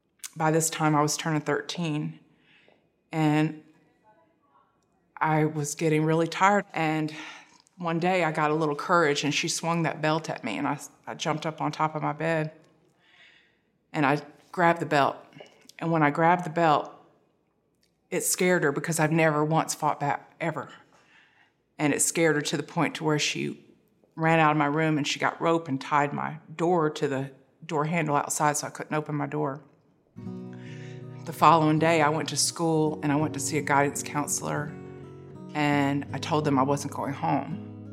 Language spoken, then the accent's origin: English; Tallahassee, Florida, United States; I'm originally from Tallahassee, Florida. I moved around Florida quite a bit when I was young.